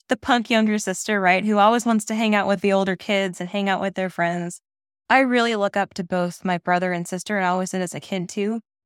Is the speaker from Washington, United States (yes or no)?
yes; east of Seattle, Western Washington, United States; now in Maine, United States; I'm from Western Washington. That's where I was born and raised. East of Seattle